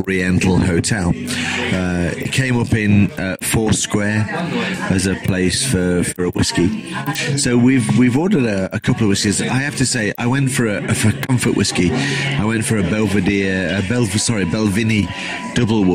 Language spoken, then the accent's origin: English; England, United Kingdom; I'm an English guy